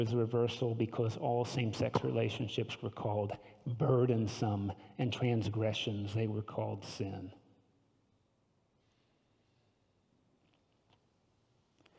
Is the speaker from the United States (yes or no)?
yes; the South, United States; as a Southerner, we all prize our manners, especially in the South